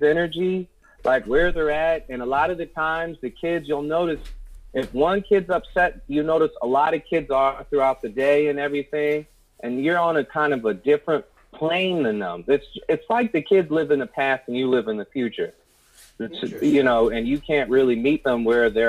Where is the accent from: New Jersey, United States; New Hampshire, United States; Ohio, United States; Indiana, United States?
Ohio, United States; Cleveland Heights; I grew up in Cleveland Heights, which is a suburb